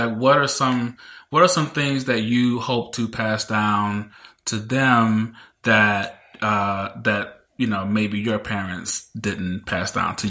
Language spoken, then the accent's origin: English; Mississippi, United States; I didn't come from a wealthy family. You know, I grew up in Mississippi.